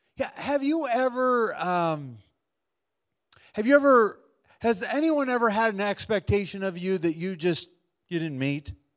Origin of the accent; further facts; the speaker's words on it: Wisconsin, United States; I grew up in Wisconsin